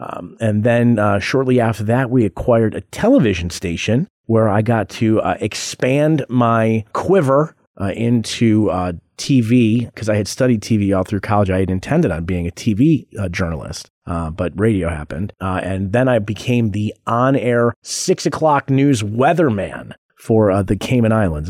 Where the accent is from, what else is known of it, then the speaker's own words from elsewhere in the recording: Rochester, New York, United States; moved away as an adult; now in Las Vegas, United States; I was born in Rochester, New York, which is just about sixty miles east of Buffalo.